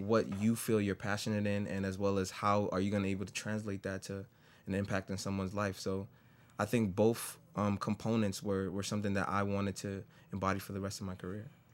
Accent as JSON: {"language": "English", "town": "New York City", "region": "New York", "country": "United States", "tie": "born or raised there", "moved": "as an adult", "lives_now": "Syracuse, United States", "said": "I grew up in the Bronx all my life"}